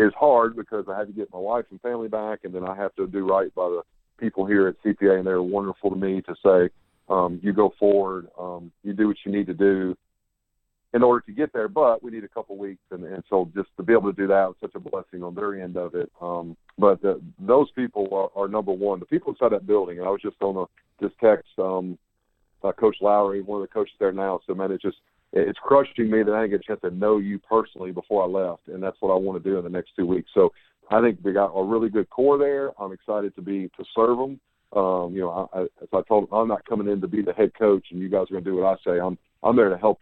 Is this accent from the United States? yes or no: yes; Huntington, Tennessee, United States; moved away; I'm from Huntington, Tennessee originally.